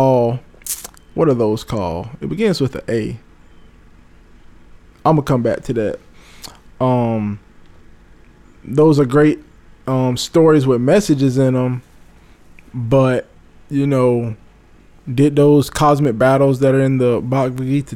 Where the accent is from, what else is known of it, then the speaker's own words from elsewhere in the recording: Florida, United States; my hometown here of Florida